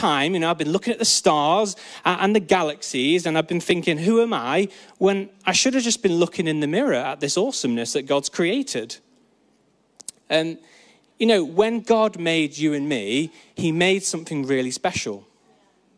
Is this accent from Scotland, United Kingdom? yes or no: no; Peak District, East Midlands, United Kingdom; I grew up in the Peak District, where you can actually see stars at night